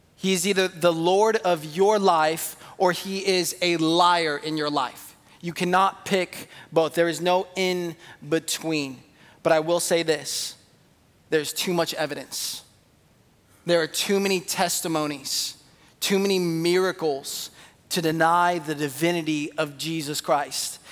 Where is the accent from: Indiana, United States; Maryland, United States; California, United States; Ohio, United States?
California, United States; San Jose; I was born in San Jose.